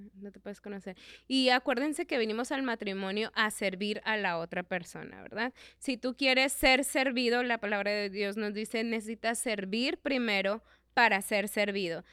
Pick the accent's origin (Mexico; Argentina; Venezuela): Mexico; como buenos mexicanos y buenos hispanos que somos